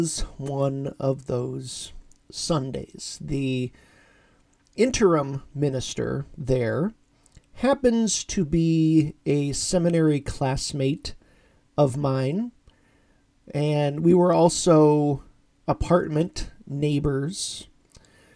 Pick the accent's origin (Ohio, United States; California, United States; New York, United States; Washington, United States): Ohio, United States; Orrville; moved away; my hometown church, Christ United Church of Christ in Orrville, Ohio